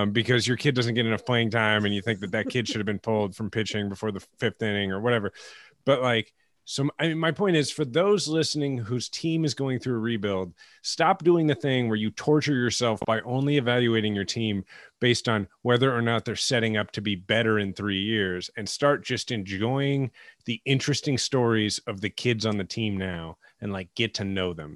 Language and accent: English; Kansas City, Missouri, United States; growing up in Kansas City